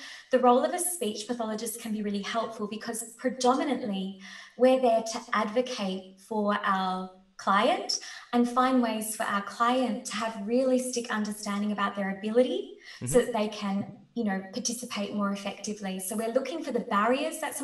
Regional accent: Australia; I'm Australian. So I live at the bottom of the world.

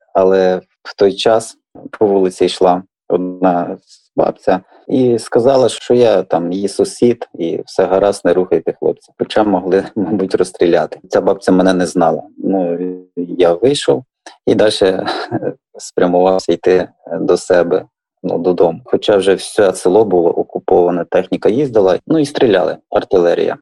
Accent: Western Ukraine, Ukraine; now in Velyka Dymerka, Ukraine; я не місцевий, Ну я живу там, але приписка і на західній Україні.

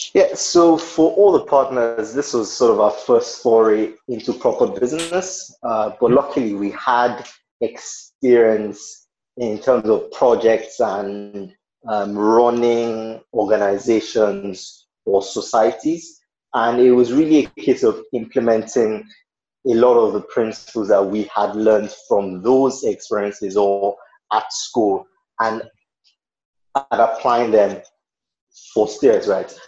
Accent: Nigeria; I am a Nigerian

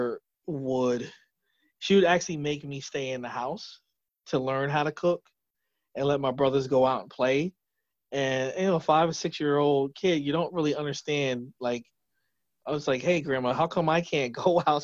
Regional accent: New Jersey, United States; born and raised in New Jersey

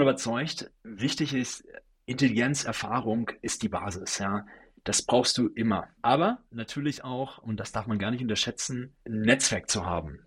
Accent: Sauerland, North Rhine-Westphalia, Germany; ich bin äh, gebürtig aus dem Sauerland, einem kleinen Dorf aus NRW

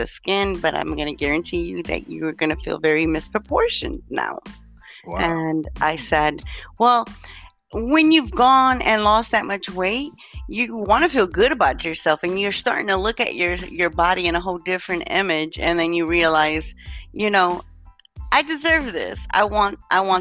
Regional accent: Chicago, Illinois, United States; moved away as an adult; now in Indianapolis, United States; I was born in the Chicagoland area in Illinois, and then moved to the Indianapolis area about 15 years ago when I remarried.

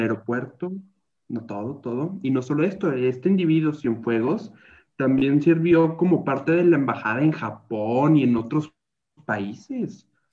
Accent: Mexico

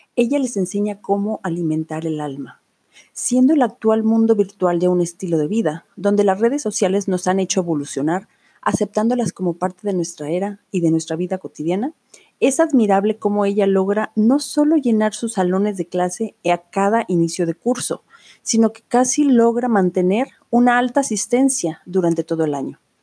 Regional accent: Autlán, Jalisco, Mexico; Aquí en Autlán. Autlán es una ciudad hermosa en el estado de Jalisco, donde yo nací y crecí

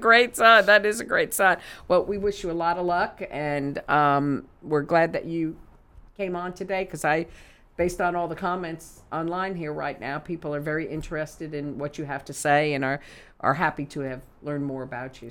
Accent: New York, United States; moved away; growing up in New York, being close to Madison Square Garden

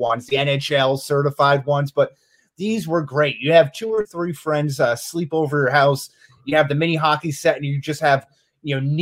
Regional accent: Massachusetts, United States; growing up in Massachusetts, and again, like a lot of the kids in my town were like big hockey heads

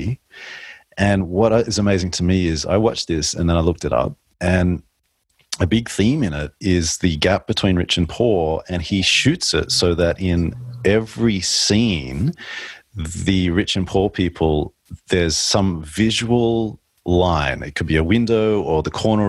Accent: Australia; a male growing up in Australia

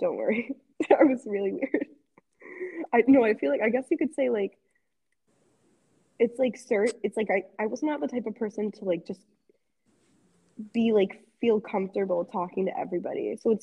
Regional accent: United States; I'm American

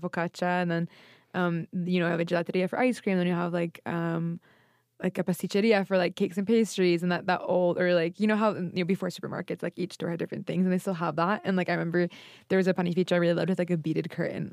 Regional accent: Boston, Massachusetts, United States; born and raised in Boston, but both of my parents are from Italy

